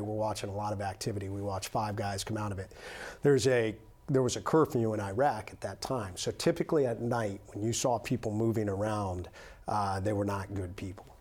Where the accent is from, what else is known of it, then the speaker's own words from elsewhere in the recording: United States; I'm an American